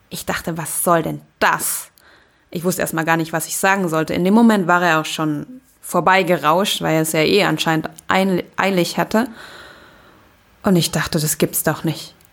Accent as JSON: {"language": "German", "country": "Germany", "tie": "born or raised there", "said": "Aber ich bin hier aufgewachsen und ja, es ist auch irgendwie meine Heimat."}